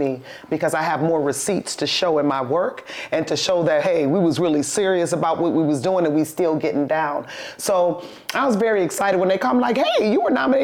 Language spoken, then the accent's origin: English; Highland Park, Michigan, United States; I was born in Highland Park, too. Detroit Osteopathic Hospital